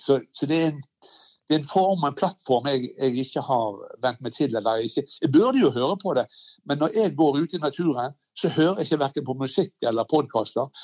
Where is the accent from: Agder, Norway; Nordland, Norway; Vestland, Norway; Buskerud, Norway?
Vestland, Norway; Bergen